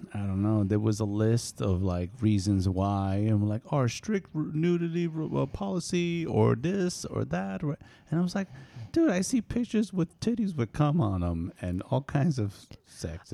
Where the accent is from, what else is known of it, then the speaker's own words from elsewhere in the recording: New York, United States; also born or lived in East Coast / California; now in Central Coast, California, United States; I am from New York, but now I live in California